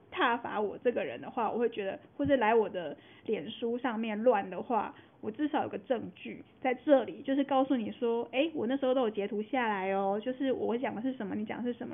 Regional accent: Taiwan; 我们台湾人有一部分人还先帮日本打完仗了

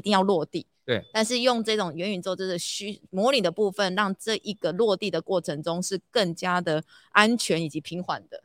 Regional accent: southern Taiwan, Taiwan; 我们是南部人啊，最爱吃了

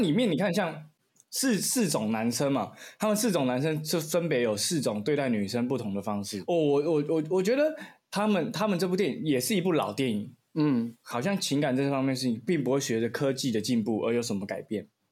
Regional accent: Kinmen County, Taiwan; moved away; 因为我是金门人，我就回金门

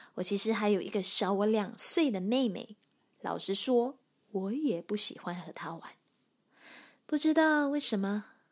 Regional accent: Kota Tinggi, Johor, Malaysia; 我出生于马来西亚，南部柔佛州的一个小地方。小地方就叫哥打丁仪，距离新加坡大概六十公里，一小时又十五分钟的车程

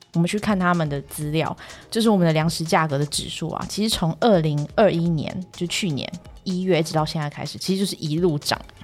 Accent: Taiwan; 我们土生土长的台湾人

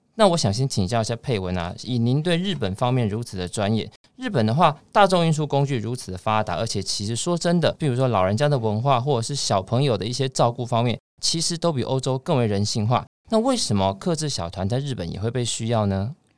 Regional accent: Taiwan; 我们台湾人

